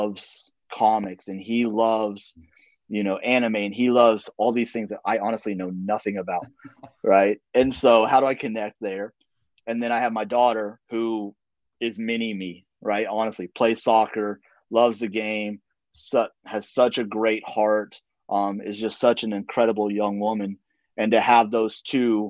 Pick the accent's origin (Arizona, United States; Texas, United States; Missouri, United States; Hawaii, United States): Texas, United States; Dallas; moved away as an adult; now in Fremont, United States; I'm originally from the Dallas area, so I grew up a Cowboys fan